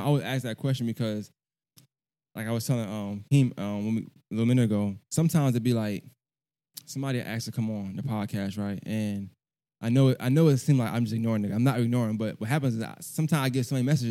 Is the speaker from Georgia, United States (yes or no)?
yes; Augusta, Georgia, United States; also born or lived in Brooklyn, New York; I'm from Augusta. But so I got a not similar story, but kind of the same thing because I feel like I've been living in Augusta as long as I was living in New York, Brooklyn at the time, right? But I claim both.